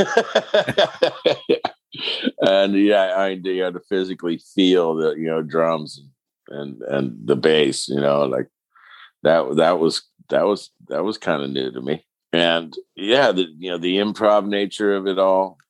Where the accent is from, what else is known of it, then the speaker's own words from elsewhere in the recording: Pittsburgh, Pennsylvania, United States; moved away as an adult; also born or lived in West Virginia / Boulder, Colorado; a kid growing up in Pittsburgh